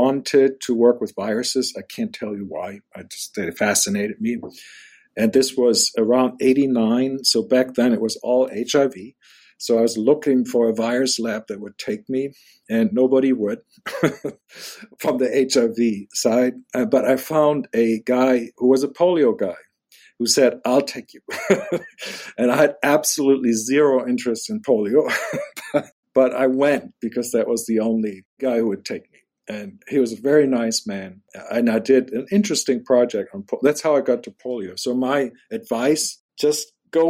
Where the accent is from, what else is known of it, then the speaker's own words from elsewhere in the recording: Germany; moved away as an adult; now in United States; I'm German. I was born in Germany